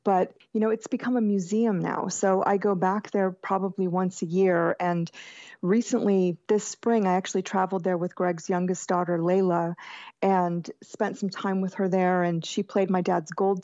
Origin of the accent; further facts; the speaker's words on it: Jacksonville, Florida, United States; I grew up in Jacksonville, Florida, which is basically very Southern still